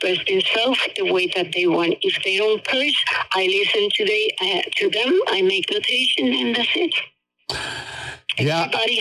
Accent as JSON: {"language": "English", "country": "Puerto Rico", "said": "I'm part of the United States and from Puerto Rico."}